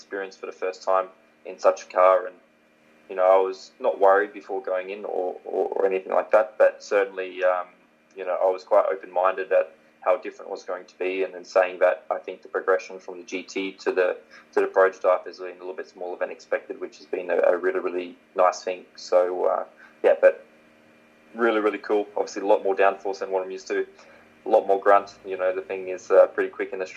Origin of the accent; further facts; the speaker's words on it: Warwick, Queensland, Australia; moved away; I'd probably still be a builder in my hometown of Warwick.